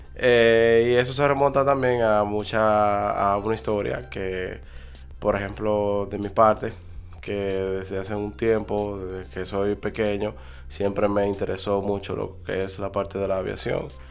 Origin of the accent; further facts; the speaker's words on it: Dominican Republic; somos dominicanos